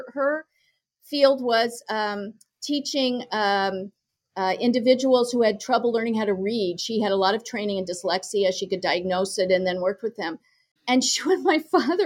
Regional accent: Lincoln, Nebraska, United States; I grew up in Lincoln, Nebraska

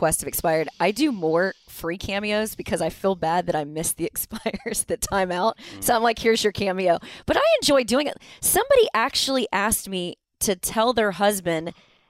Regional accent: Dallas, Texas, United States; I grew up in Dallas

